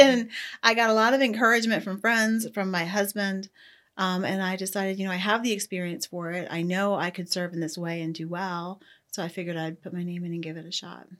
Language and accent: English; Ohio, United States; moved away as an adult; now in Ocala, United States; I grew up in Ohio, went to college at Ohio State, and then moved, uh, to Florida